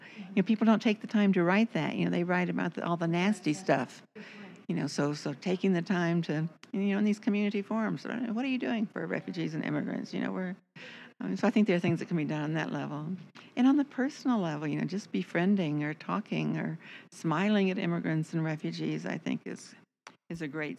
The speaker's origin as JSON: {"language": "English", "region": "Texas", "country": "United States", "said": "So always hard to say where I'm from. I think of myself as being from Texas."}